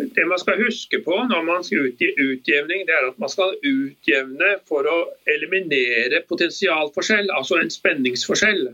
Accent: Bergen, Vestland, Norway; jeg er jo bergenser egentlig, så jeg kjenner jo til Grieghallen

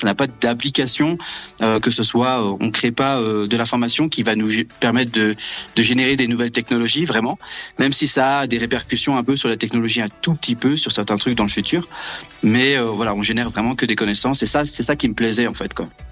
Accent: Brittany, France; moved away as an adult; now in South Pole Station, Antarctica; je viens de Bretagne

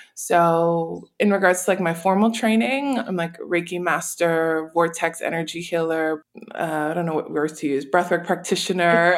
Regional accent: New Orleans, Louisiana, United States; I was born and raised in New Orleans

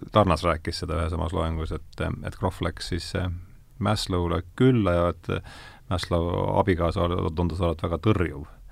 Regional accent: Rakvere, Lääne-Viru County, Estonia; ma olen Rakverest pärit

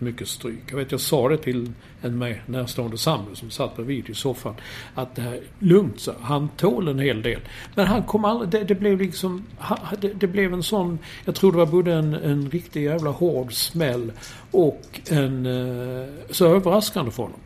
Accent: Sweden; som svensk

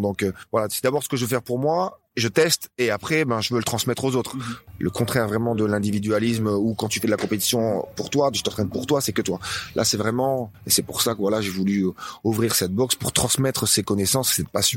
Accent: Dunkirk, Hauts-de-France, France; moved away as an adult; now in Ibiza, Spain; je viens de Dunkerque, hein, du nord de la France

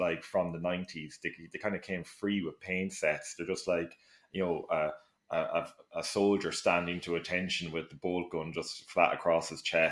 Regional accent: Mullingar, Leinster, Ireland; Mullingar, my hometown

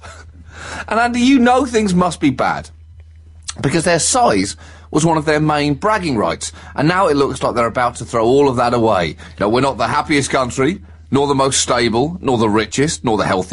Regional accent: United Kingdom; as a British person

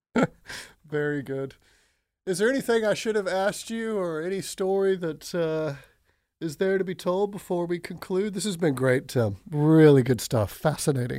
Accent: Pensacola, Florida, United States; moved away; I am looking forward to returning to my hometown this fall

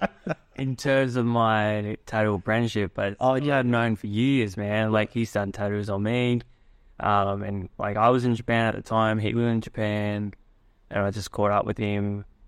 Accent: Australia; what I grew up with in Australia.

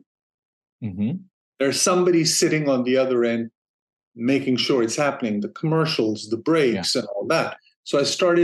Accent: Denmark; moved away as an adult; also born or lived in San Francisco, United States; now in Los Angeles, United States; I'm originally from Denmark, and my wife and I, we decided to move to the U.S. back in 96.

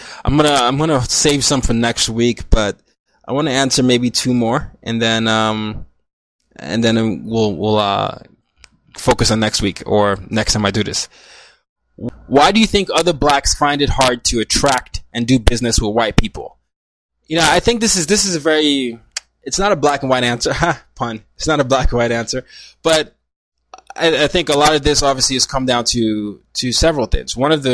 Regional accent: Lagos, Nigeria; now in New York City, United States; it reminds me of my hometown, Lagos, Nigeria, where it's very crowded, it's busy, there's even some dirt all over the place

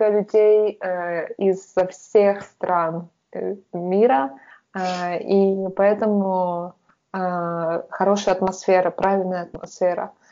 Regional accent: Russia; moved away as an adult; also born or lived in Tatarstan / Perm / Saint Petersburg; что я I'm from Russia

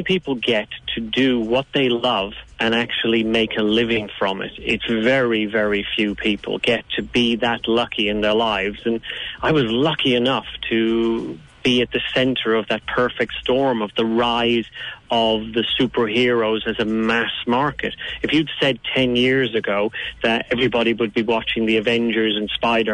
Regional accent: Dublin, Leinster, Ireland; I'm from Dublin

